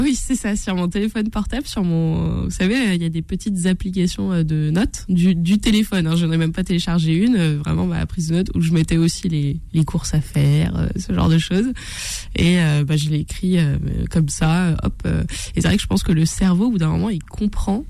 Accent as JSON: {"language": "French", "region": "Brittany", "country": "France", "tie": "born or raised there", "also_born_or_lived": "Rennes / Côtes-d'Armor / Gulf of Morbihan", "moved": "as an adult", "lives_now": "Paris, France", "said": "je suis bretonne d'origine. Voilà, je suis une fausse parisienne."}